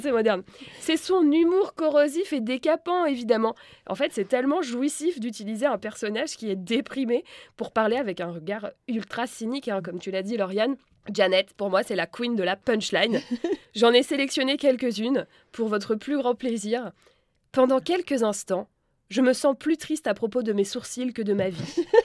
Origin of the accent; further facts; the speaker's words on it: France; je suis française